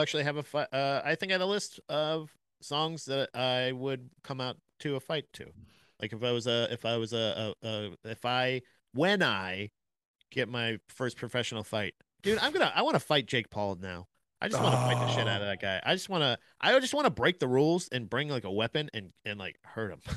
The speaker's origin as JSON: {"language": "English", "region": "Florida", "country": "United States", "said": "I'm from Florida."}